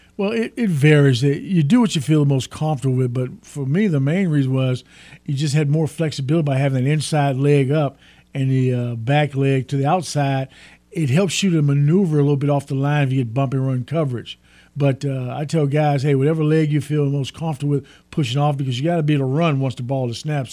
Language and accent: English; Port Arthur, Texas, United States; I actually grew up with them in the same little town across the state line called Port Arthur, Texas